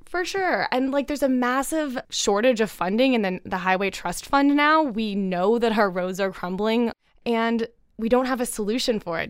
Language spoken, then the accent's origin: English; Canada; I'm the Canadian in the room here